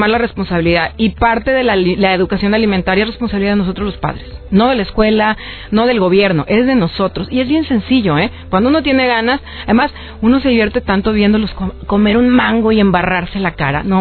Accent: Acapulco, Guerrero, Mexico; Yo crecí en Acapulco. Entonces yo en las, me escapaba, era una rebelde, a la, a la azotea de la escuela y a mangos verdes, allá comemos mango verde.

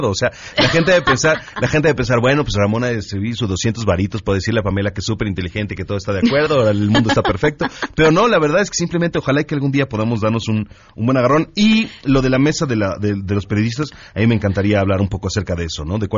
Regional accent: Mexico; y lo digo, y lo digo como ciudadano mexicano

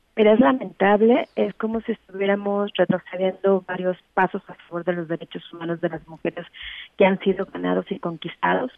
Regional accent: Mexico

